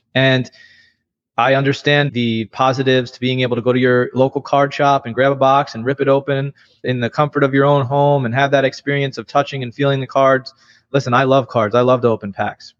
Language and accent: English; New York, United States; I grew up in New York